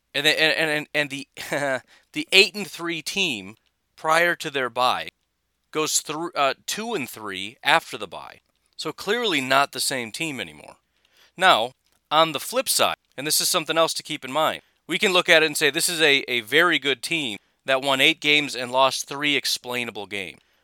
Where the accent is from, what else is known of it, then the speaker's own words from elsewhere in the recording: Illinois, United States; now in Wisconsin, United States; I grew up in Illinois